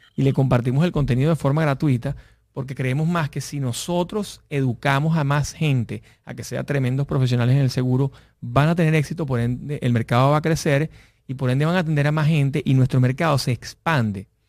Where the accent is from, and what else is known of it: Venezuela